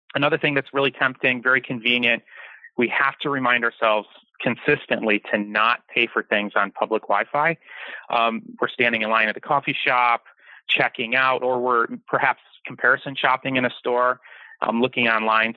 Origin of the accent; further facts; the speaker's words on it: Detroit, Michigan, United States; now in Kauai, United States; I grew up in Detroit